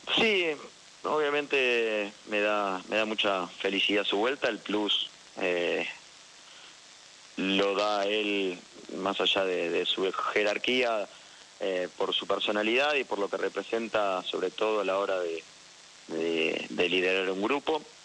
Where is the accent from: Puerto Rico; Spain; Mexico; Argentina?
Argentina; como argentino festejé